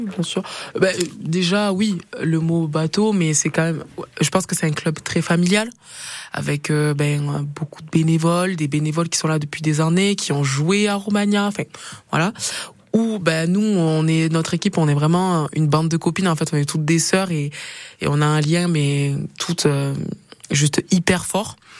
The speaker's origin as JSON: {"language": "French", "town": "Perpignan", "region": "Occitania", "country": "France", "moved": "as an adult", "lives_now": "Auvergne, France", "said": "je viens du sud, de Perpignan"}